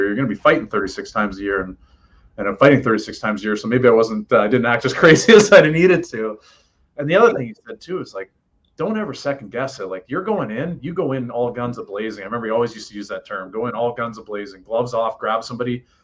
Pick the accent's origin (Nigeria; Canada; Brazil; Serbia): Canada; Oshawa, Ontario; moved away; I'm coming from Oshawa, Ontario